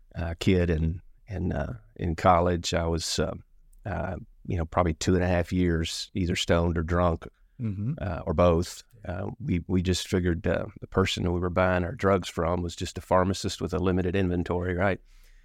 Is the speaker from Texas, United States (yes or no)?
yes; Texas, United States; I grew up out in West Texas and had recently moved to Dallas-Fort Worth.